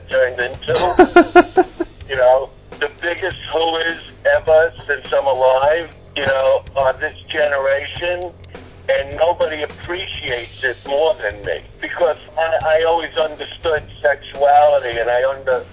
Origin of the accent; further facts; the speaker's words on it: New York City, New York, United States; I am from Brooklyn